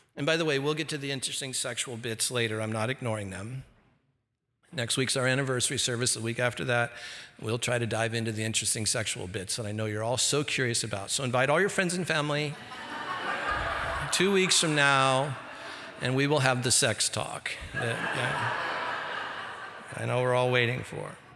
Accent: Santa Ana, California, United States; I grew up here, I grew up in Santa Ana, California

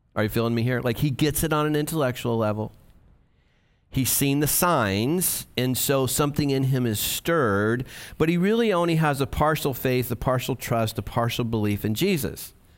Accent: United States; for us as American evangelicals

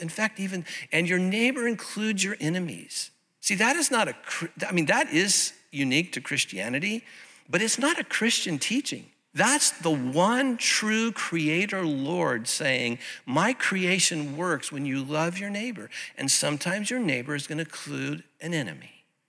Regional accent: Santa Ana, California, United States; the little United Methodist Church that I grew up in over in Santa Ana

